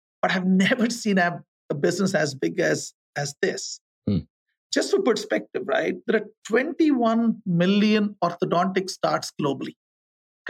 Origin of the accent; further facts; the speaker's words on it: India; moved away as an adult; also born or lived in Thailand / Cincinnati / Fayetteville, Arkansas / Manila, Philippines; I grew up in India.